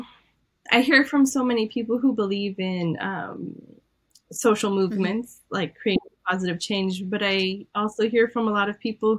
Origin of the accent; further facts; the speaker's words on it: Iran; I'm Armenian from Iran, so I was raised with a lot of different beliefs